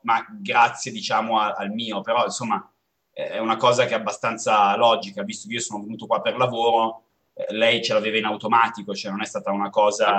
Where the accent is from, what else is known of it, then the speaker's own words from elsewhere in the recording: Como, Lombardy, Italy; moved away; noi veniamo da Como, quindi una città dove c'è nebbia e freddo